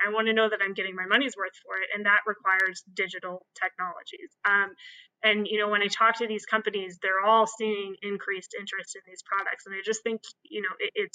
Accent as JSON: {"language": "English", "region": "Kansas", "country": "United States", "moved": "yes", "lives_now": "New York City, United States", "said": "I'm from Kansas."}